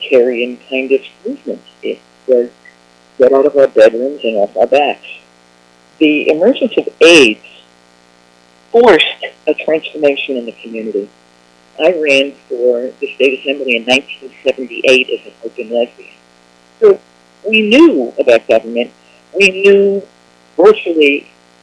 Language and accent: English; New York City, New York, United States; I grew up in the Bronx